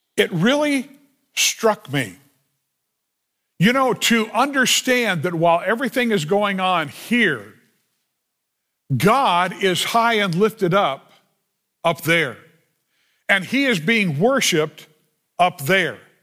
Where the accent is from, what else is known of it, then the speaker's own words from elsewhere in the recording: Los Angeles, California, United States; I grew up in the San Fernando Valley